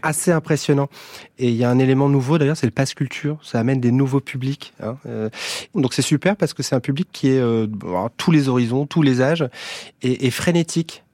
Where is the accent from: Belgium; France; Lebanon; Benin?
France; Brest, Brittany; also born or lived in Paris; now in Bourges, France; je viens de Brest, j'habite à Bourges, je navigue entre Bourges et Paris